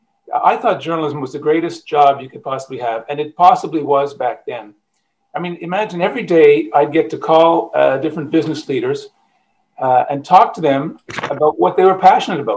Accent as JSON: {"language": "English", "town": "Ottawa", "region": "Ontario", "country": "Canada", "tie": "born or raised there", "also_born_or_lived": "Montreal / Nova Scotia / Japan / Newfoundland", "moved": "as an adult", "lives_now": "St. John's, Canada", "said": "I grew up in Ottawa."}